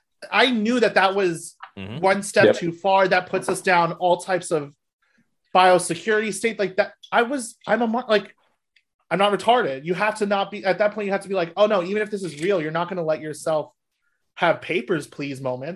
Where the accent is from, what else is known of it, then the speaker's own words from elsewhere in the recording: New York, United States; I grew up outside of New York